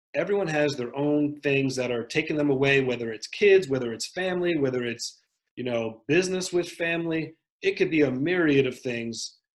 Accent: Westchester County, New York, United States; also born or lived in South Bronx, New York; I grew up in Westchester County, which is a nice part of New York

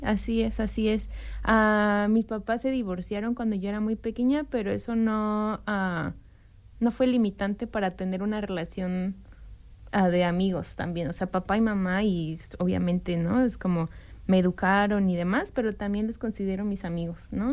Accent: Mexico City, Mexico; moved away as an adult; now in Bloomington, United States; soy ah, mexicana de ah, la Ciudad de México. Mm, nací ahí y crecí ahí

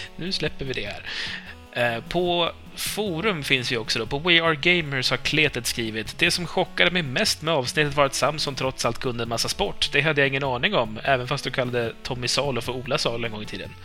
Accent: Uppsala, Uppsala County, Sweden; jag kommer från Uppsala

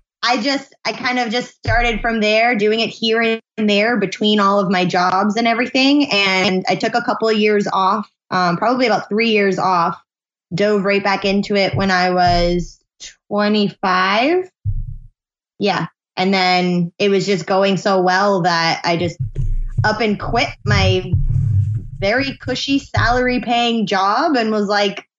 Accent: New Hampshire, United States; New Hampshire, born and raised

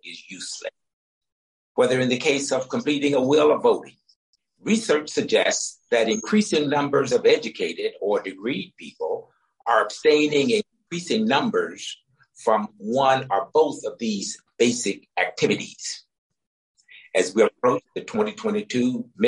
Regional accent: Deep South, United States; born or raised there

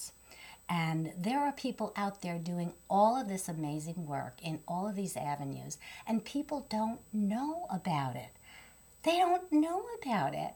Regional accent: New York City, New York, United States; I'm from New York

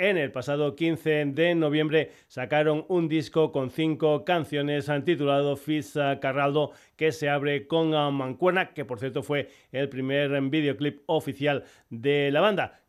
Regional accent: Badajoz province, Extremadura, Spain; En mi tierra, en la población pacense de Puerto Urraco

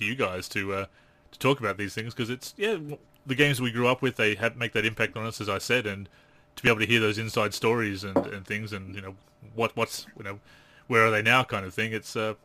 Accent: Australia; as an Australian

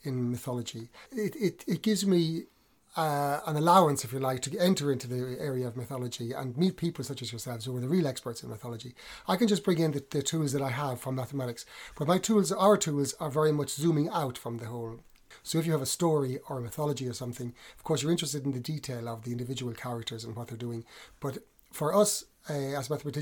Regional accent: Athlone, Leinster, Ireland; moved away as an adult; also born or lived in Austria; now in Coventry, United Kingdom; I was born in Athlone in the centre of Ireland

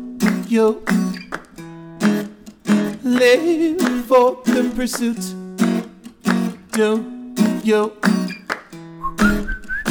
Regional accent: Charleston, South Carolina, United States; moved away; I'm from Charleston, South Carolina.

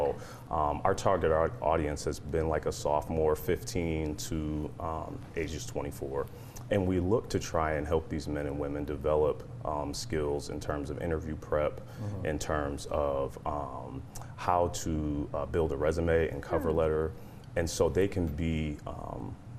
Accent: Columbus, Ohio, United States; moved away; We're originally from Columbus, Ohio

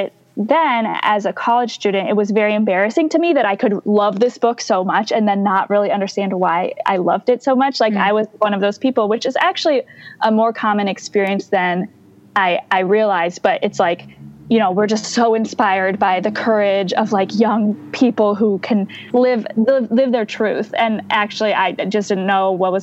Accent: Ann Arbor, Michigan, United States; I grew up in Ann Arbor, Michigan

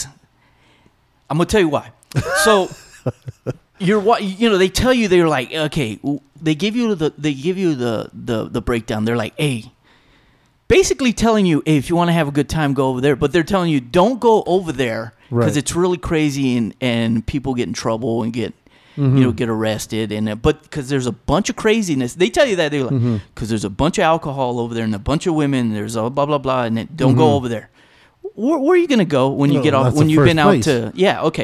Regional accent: El Paso, Texas, United States; I'm from El Paso

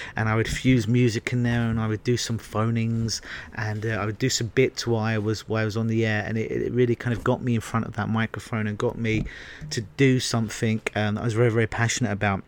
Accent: England, United Kingdom; moved away; growing up in England

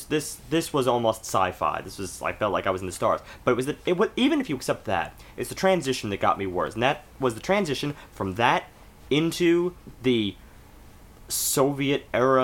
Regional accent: United States; We're American

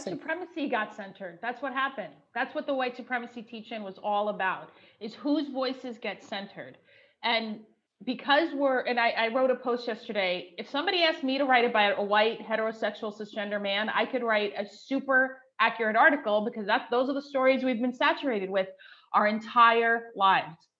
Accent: New Jersey, United States; now in Seattle, United States; you're in my home state where I grew up

